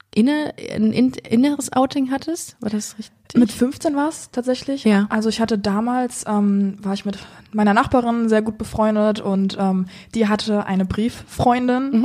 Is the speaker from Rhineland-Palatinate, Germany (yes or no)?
yes; Rhineland-Palatinate, Germany; now in Cologne, Germany; Ich bin, ähm, sag ich jetzt mal, in Deutschland hier geboren gehabt, im tiefsten Rheinland-Pfalz